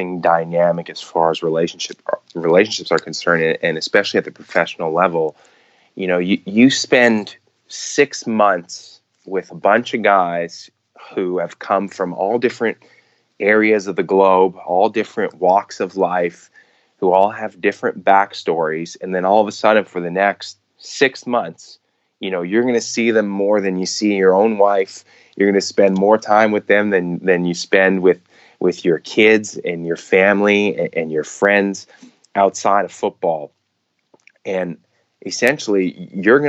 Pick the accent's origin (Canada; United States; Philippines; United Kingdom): Canada; Montreal, Quebec; I was born and raised in Montreal, so it was home for me during the off season as well